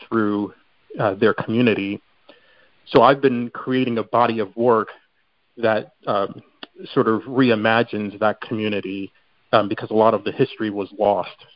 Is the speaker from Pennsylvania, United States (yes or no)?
no; Chicago, Illinois, United States; moved away; I'm originally from Chicago